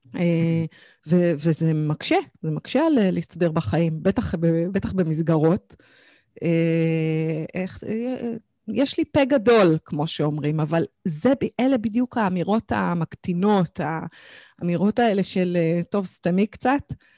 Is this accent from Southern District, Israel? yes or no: no; Kfar Saba, Central District, Israel; גדלתי בכפר סבא, ילדה טובה כפר סבא